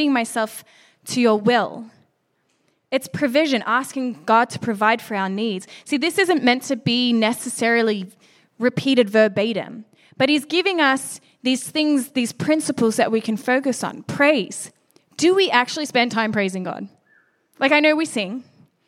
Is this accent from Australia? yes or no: yes; Australia; moved away; being Australian